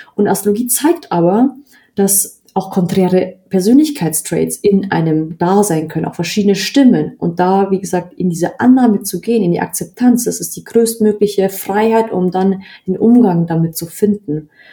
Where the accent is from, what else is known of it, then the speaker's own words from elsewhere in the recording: Bavaria, Germany; obwohl in Bayern niemand irgendwie da Interesse hat, in dem Umfeld, wo ich aufgewachsen bin